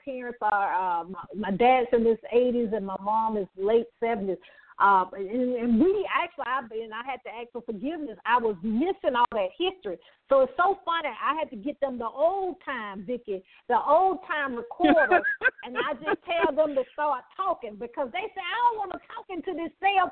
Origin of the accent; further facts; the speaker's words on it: the South, United States; I'm from the South.